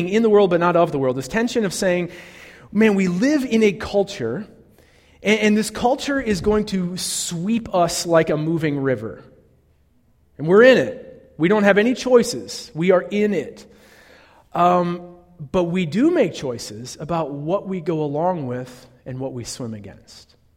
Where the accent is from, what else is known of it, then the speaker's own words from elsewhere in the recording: Northeastern Ohio, United States; I'm from Northeastern Ohio